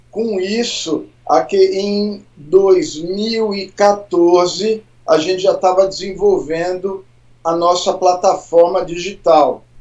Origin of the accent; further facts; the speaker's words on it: São Paulo, Brazil; also born or lived in Brasília; Eu sou de São Paulo, Eu sou nascido em Brasília. A gente mudou para São Paulo, meus pais quiseram mudar quando eu tinha 10 anos. Então eu sou paulista